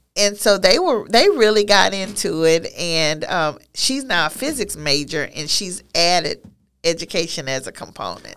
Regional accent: Beaumont, Texas, United States; a teaching position available, um, in my hometown. of, of, of Beaumont

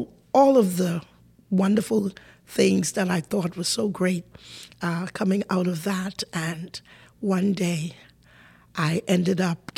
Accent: Pinders Point, Grand Bahama, Bahamas; So I was born in Pindus Point, Grand Bahama, a Grand Bahamian

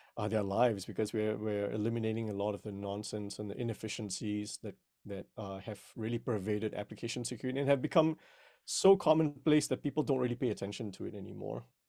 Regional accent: Malaysia; now in United States; I was originally born and raised in Malaysia, but I've been here in the United States for over twenty years now.

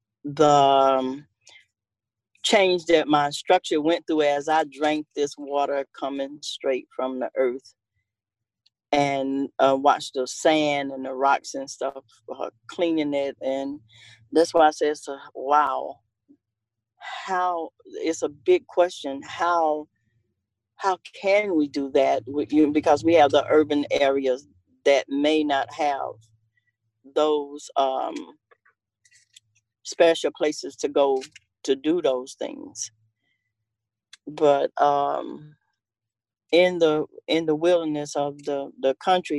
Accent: Cuba, Alabama, United States; moved away; also born or lived in Tennessee; I was born in Cuba, Alabama. We moved to Tennessee in the 60s

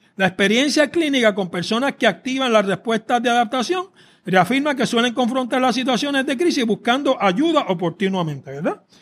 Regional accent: Puerto Rico

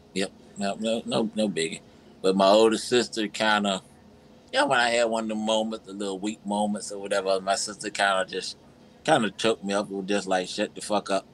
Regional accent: Virginia, United States; now in Georgia, United States; I'm from Virginia, even though I stay in Georgia.

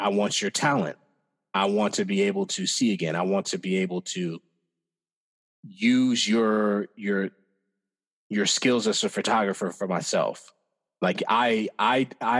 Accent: Iowa, United States; growing up in Iowa

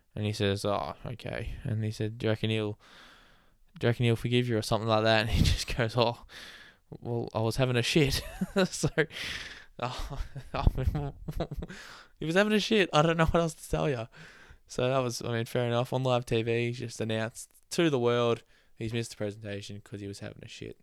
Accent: Australia; I'm Australian.

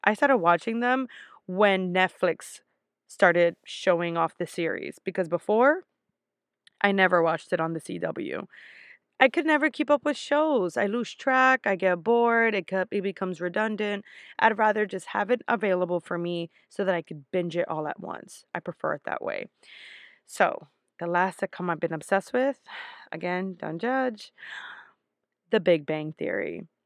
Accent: New York, United States; I'm from New York

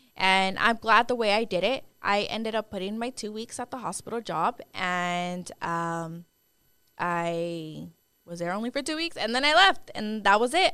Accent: Dallas, Texas, United States; I am from Dallas, Texas. I was born and raised here.

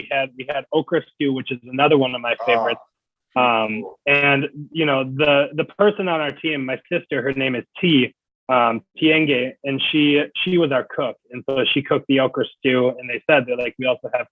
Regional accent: Minneapolis, Minnesota, United States; my hometown of Minneapolis, Minnesota

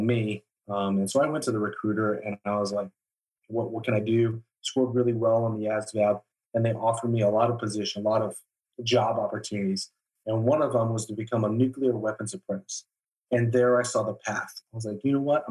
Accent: Tucson, Arizona, United States; moved away as an adult; also born or lived in Aurora, Colorado; we ended up moving down to Tucson, Arizona, where I spent the rest of my childhood before I ended up joining the military.

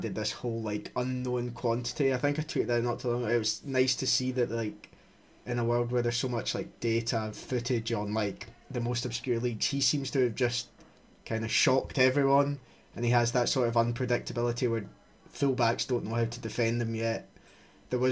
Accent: Scotland, United Kingdom; accent: Scottish; My Scottish accent

